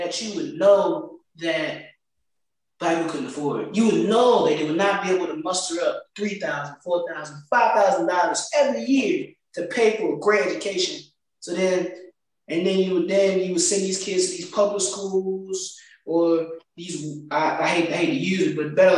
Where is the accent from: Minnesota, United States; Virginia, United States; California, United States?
Virginia, United States; Farmville; my hometown